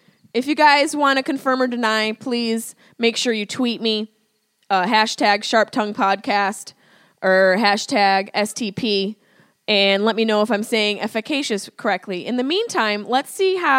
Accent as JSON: {"language": "English", "town": "Syracuse", "region": "New York", "country": "United States", "accent": "Syracuse", "said": "my Syracuse accent"}